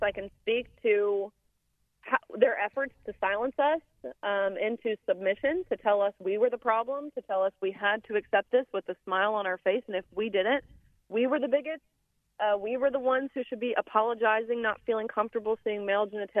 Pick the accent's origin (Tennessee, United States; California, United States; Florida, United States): Tennessee, United States; Nashville; Nashville, which is my hometown